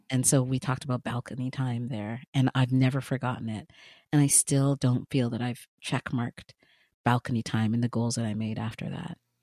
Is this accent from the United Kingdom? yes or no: no; Ghana; I am Ghanaian with Ghanaian parents. I was born in Ghana